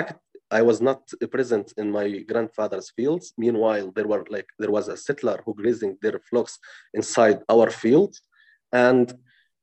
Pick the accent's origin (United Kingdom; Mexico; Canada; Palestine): Palestine; Tuba, West Bank; I was born in 1998 in Touba